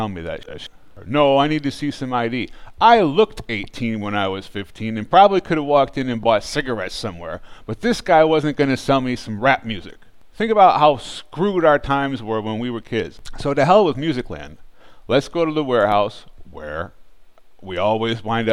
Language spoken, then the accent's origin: English; Bay Area, California, United States; we grew up in the Bay Area